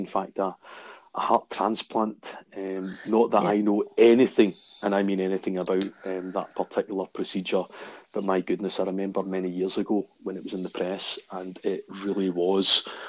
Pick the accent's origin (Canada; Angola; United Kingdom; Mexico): United Kingdom; Glasgow, Scotland; growing up in Maryhill where I'm from myself